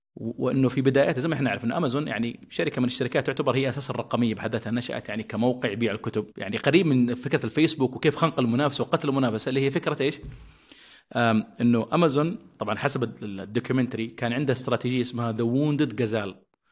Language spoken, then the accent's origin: Arabic; Saudi Arabia; عندنا في السعودية